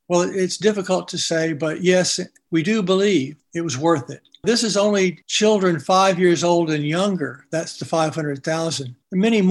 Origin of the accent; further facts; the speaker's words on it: United States; I'm an American citizen